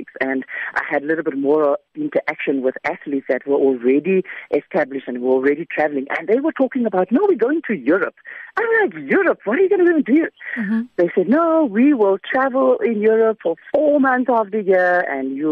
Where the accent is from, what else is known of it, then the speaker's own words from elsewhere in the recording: Macassar, Western Cape, South Africa; moved away as an adult; I first had to get out of Macassar